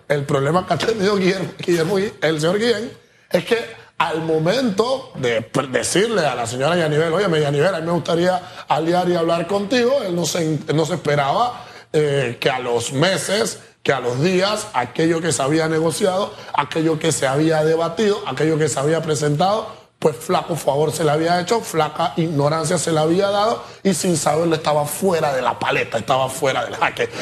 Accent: Panama; Nosotros como panameños

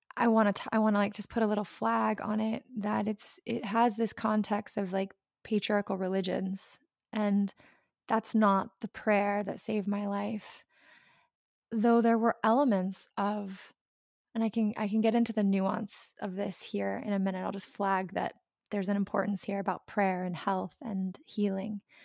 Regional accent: the South, United States; I grew up in the South

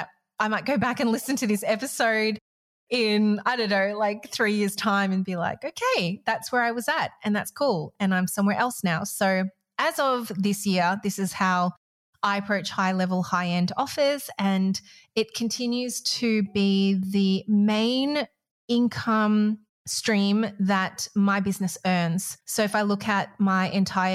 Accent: Malaysia; I grew up in Malaysia

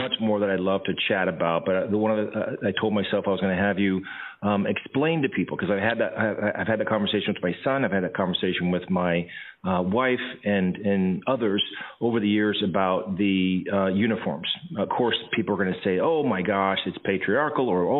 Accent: Anchorage, Alaska, United States; I grew up in Anchorage and went to Lake Otis Elementary, Windler Junior High, and East High School

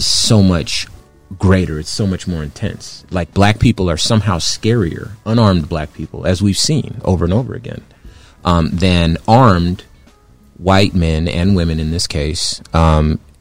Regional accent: Compton, California, United States; I was born in Compton. When I was born, it was the 80s. So I grew up in Compton, 80s Compton

